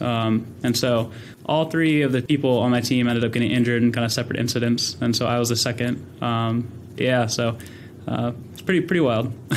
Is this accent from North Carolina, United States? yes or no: no; Sacramento, California, United States; grew up in Sacramento, California, um, born and raised